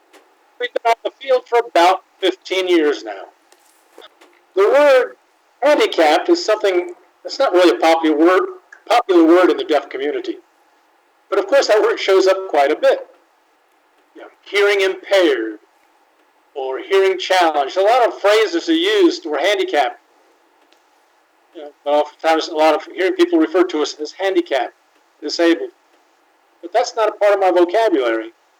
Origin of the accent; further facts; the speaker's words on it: Tennessee, United States; First off, I'd like to introduce myself. I'm deaf. I was born deaf. I'm from the South.